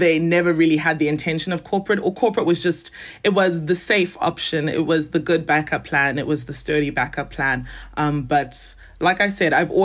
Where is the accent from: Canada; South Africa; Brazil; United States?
South Africa; Johannesburg, Gauteng; moved away as an adult; also born or lived in Zimbabwe / Nigeria (descent); now in Cape Town, South Africa; I grew up in Johannesburg, did all my schooling there